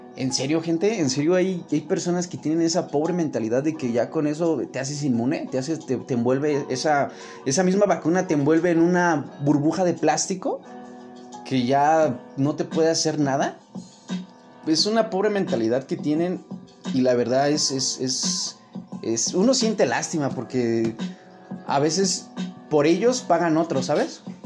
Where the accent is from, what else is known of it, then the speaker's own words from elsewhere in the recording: Mexico City, Mexico; más que conocido como El Chilango